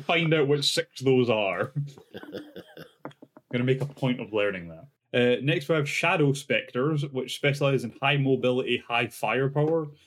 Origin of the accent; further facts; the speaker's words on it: Scotland, United Kingdom; being Scottish